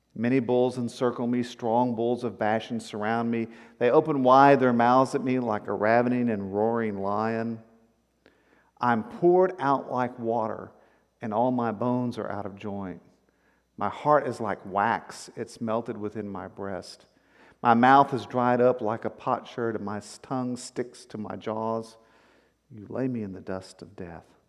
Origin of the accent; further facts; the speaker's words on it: Victoria, Texas, United States; I grew up in South Texas on the coastal plains